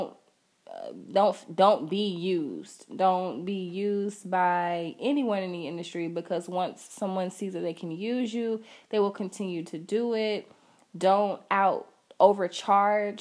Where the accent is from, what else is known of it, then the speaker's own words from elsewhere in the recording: Augusta, United States; I'm from Augusta, so I'm not used to traveling